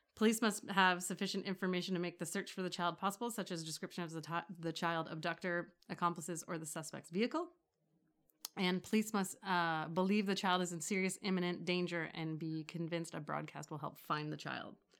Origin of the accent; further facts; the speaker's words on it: Toronto, Ontario, Canada; I don't actually live in Toronto, although I grew up